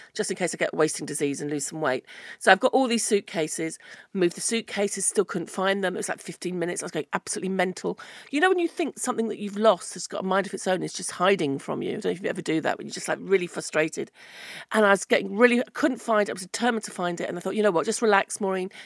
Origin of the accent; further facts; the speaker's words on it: United Kingdom; British people don't like to do anything to improve the situation